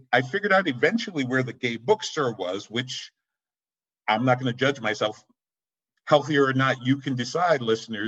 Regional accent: Boston, Massachusetts, United States; I live in Boston. I was born and raised in Boston

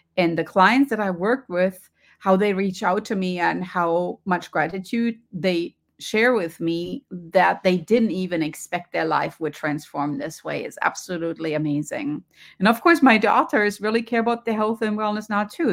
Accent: Germany; accent: German; moved away; you can hear from my accent. I grew up in Germany

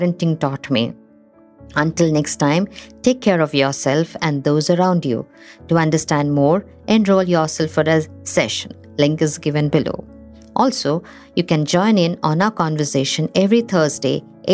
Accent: Assam, India; moved away as an adult; also born or lived in Thiruvananthapuram, Kerala, India; I was born in Trivandrum, and in 3 months' time, I started living in India's northeastern state of Assam. Assam sheltered me for 23 years of my initial years. Here I grew up from a baby to a toddler, a teenager, and an adult

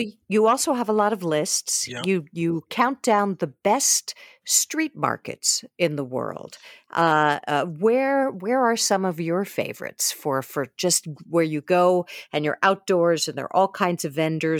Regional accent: New York City, New York, United States; my hometown of New York City.

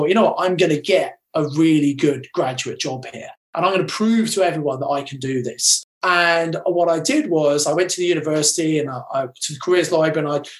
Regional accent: Kent, South East England, United Kingdom; also born or lived in Birmingham; I was brought up in Kent.

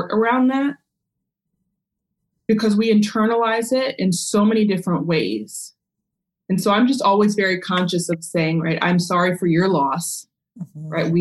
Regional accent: Maryland outside DC, United States; I grew up in Maryland outside DC in a very predominantly Jewish neighborhood

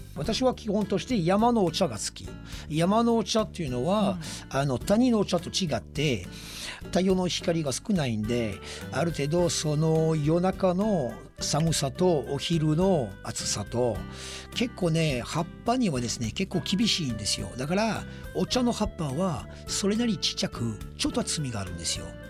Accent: France; Japanese is a second language; now in Japan; 私はフランス人

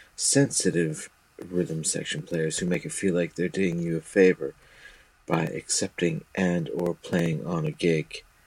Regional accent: Toronto, Ontario, Canada; moved away as an adult; now in South West England, United Kingdom; I came over here from Toronto

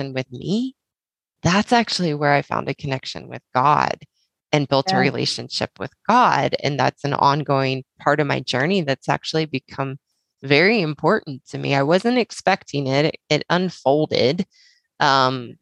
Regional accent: the South, United States; I grew up in the South, and very much, you know, it's coined the Bible Belt

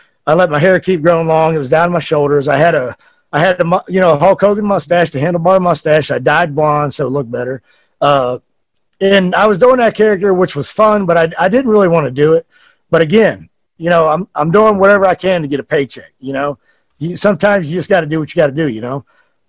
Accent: United States; So, you know, I'm American, first time I've ever been to Japan.

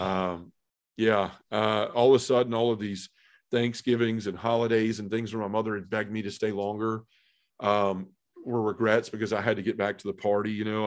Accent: Memphis, Tennessee, United States; I was born and raised in Memphis

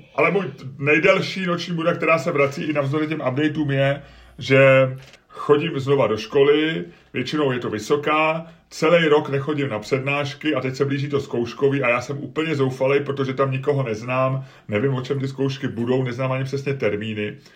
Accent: Prague, Czechia; also born or lived in Holešovice, Prague; my jsme se přestěhovali z Olešovic na sídliště, když rodiče dostali byt na sídliště, tak to bylo sice v Troji, ale bylo to de facto sídliště Bohnice

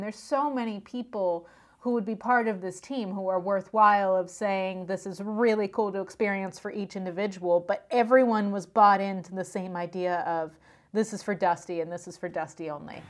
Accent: Pennsylvania, United States; I'm from Pennsylvania.

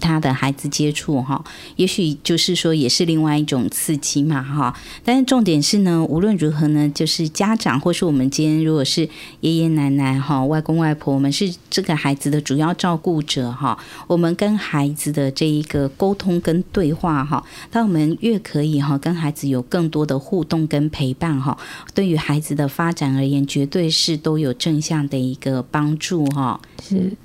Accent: Taiwan; 我们现在台湾

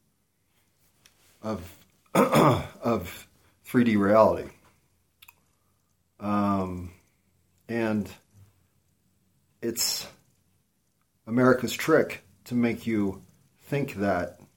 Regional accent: United States; as an American citizen

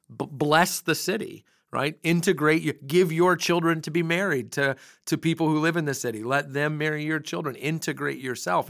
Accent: United States

